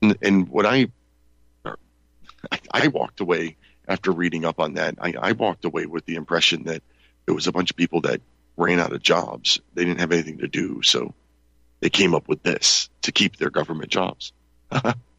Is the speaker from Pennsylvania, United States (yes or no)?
yes; Pennsylvania, United States; my home state of Pennsylvania